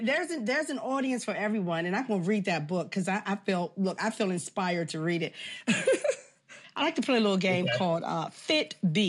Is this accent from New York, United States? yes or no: no; Washington, District of Columbia, United States; Boom, my hometown.